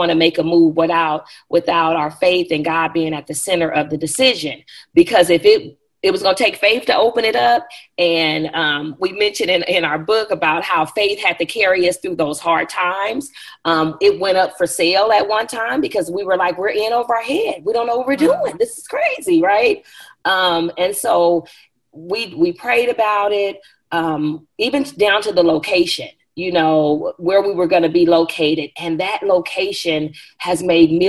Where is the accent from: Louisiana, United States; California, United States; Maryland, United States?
California, United States; Bakersfield; moved away; I'm from Bakersfield, California. If anybody's familiar with the California area, it's a little central little place in the country part of California. My family is from there. I was born and raised there